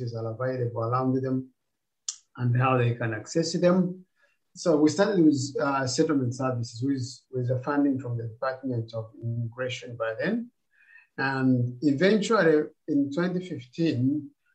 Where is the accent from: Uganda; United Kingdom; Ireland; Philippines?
Uganda; moved away as an adult; also born or lived in Rwanda; now in Australia; I grew up in Uganda as a refugee.